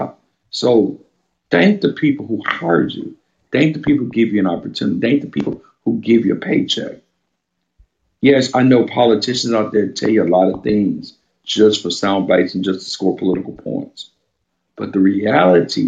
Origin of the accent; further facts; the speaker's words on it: Baton Rouge, Louisiana, United States; where I grew up in Baton Rouge.